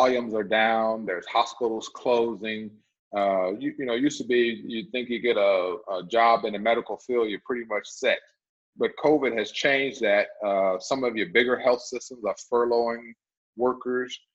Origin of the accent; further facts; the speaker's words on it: United States; I'm from McDowell County